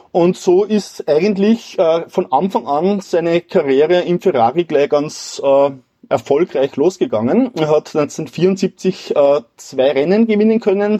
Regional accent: Wilhering, Upper Austria, Austria; meinem Heimatort Willering

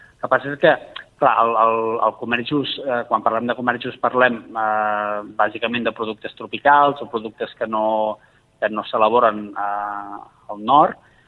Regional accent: Valls, Catalonia, Spain; a la meva ciutat, jo sóc de Valls

